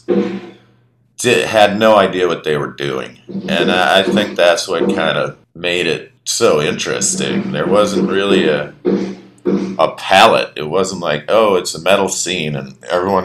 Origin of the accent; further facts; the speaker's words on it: Minneapolis, Minnesota, United States; moved away as an adult; also born or lived in New Orleans; growing up in Minneapolis